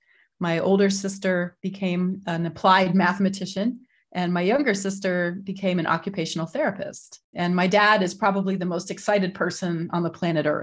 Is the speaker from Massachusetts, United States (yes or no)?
yes; Lexington, Massachusetts, United States; also born or lived in Boston; So I am a New Englander. I was born in 1966 in Boston, Massachusetts, and I grew up in a town called Lexington